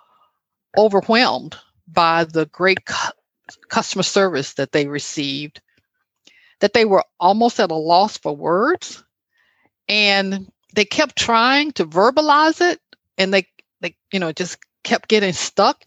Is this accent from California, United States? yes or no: no; Alabama, United States; moved away; my hometown in Alabama